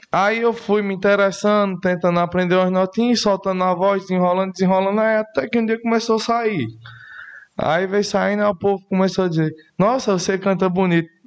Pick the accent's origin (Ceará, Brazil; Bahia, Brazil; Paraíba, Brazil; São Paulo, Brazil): Paraíba, Brazil; Areal; Sou um filho do mato, igual o povo fala que com pouca uhum. idade também vim morar na rua, sou de Areal, aqui vizinho de Esperança, né, município.